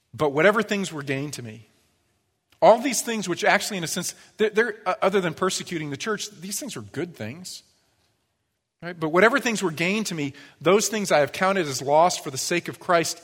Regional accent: United States; I was born into this country

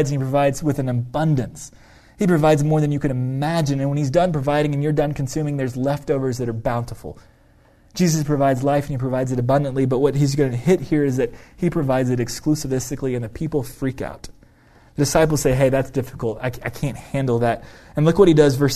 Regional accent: United States; We as an American individualistic culture

